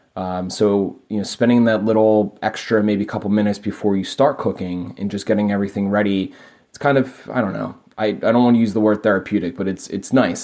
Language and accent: English; Philadelphia, Pennsylvania, United States; I'm from Philadelphia, P